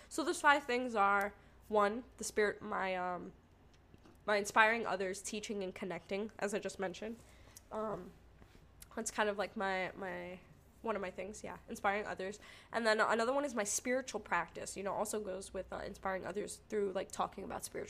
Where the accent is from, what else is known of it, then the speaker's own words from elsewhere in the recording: New York, United States; I'm from New York